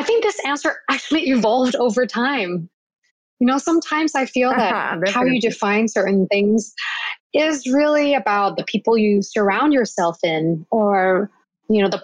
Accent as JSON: {"language": "English", "region": "Bangkok", "country": "Thailand", "said": "I'm originally from Bangkok"}